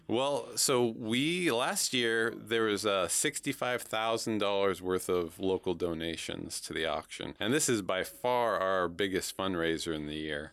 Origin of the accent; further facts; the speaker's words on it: Oregon, United States; now in Houlton, United States; I actually grew up in Oregon on the other side of the country